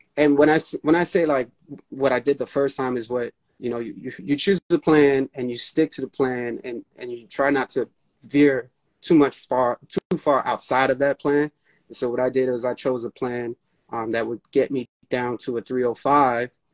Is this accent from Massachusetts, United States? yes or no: no; New York City, New York, United States; I'm from New York, born and raised